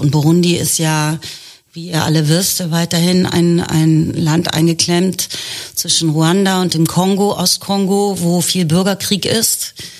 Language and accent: German; Germany; Also ich bin Ende der 60er geboren, ich bin Deutsche.